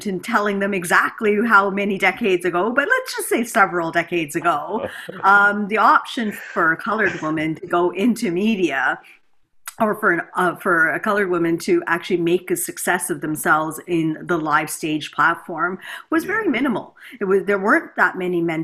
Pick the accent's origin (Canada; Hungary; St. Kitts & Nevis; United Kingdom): Canada; also born or lived in India / United States; we migrated here to Canada. Grew up in a typical middle upper class sort